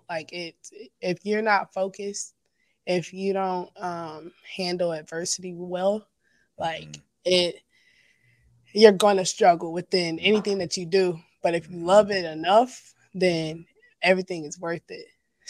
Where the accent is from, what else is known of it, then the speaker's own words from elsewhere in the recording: China, Texas, United States; I would play basketball in this other small town close by it called Nome.